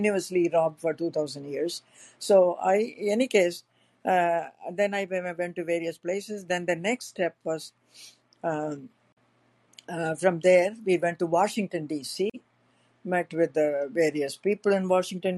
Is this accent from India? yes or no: yes; South India, India; moved away as an adult; also born or lived in San Francisco; now in United States; I was from South India. I was a Brahmin